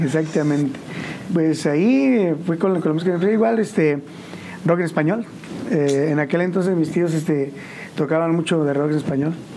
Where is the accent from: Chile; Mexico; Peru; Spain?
Mexico; San Juan del Río, Querétaro; yo soy originario de El Rosario, San Juan del Río. Eh, pues ahí toda mi vida, desde chiquillo. hasta la fecha